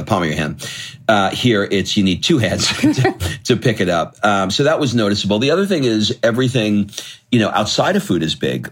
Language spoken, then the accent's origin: English; United States; moved away as an adult; now in Italy; our home country